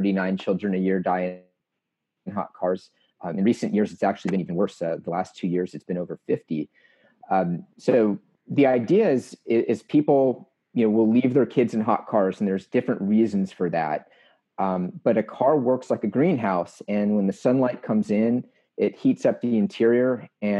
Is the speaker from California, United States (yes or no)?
yes; Los Angeles, California, United States; now in Georgia, United States; I grew up in Los Angeles